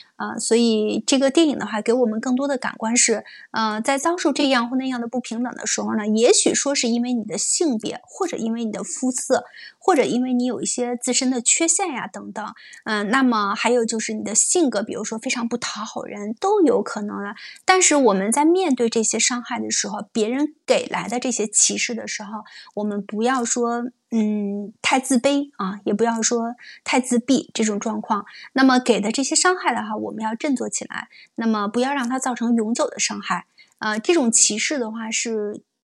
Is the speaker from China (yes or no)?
yes; China; 我是中国人